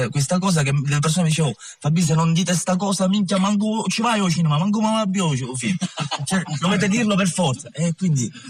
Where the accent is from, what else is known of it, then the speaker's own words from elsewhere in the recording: Castelvetrano, Sicily, Italy; io di questi personaggi sgradevoli ne conosco parecchi, perché sono di Castelvetrano, cioè questa è una cosa anche che ci tengo, ed è un paese, ahimè, adesso finalmente ci siamo liberati